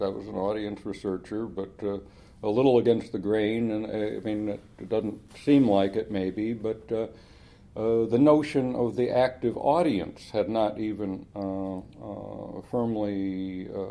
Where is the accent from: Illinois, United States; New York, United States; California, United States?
California, United States; Los Angeles; I grew up in Los Angeles in the shadow of Hollywood